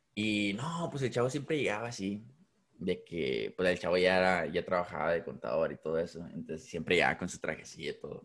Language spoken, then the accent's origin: Spanish; Ciudad Acuña, Coahuila, Mexico; moved away; also born or lived in Del Rio, Texas; soy de, soy de Acuña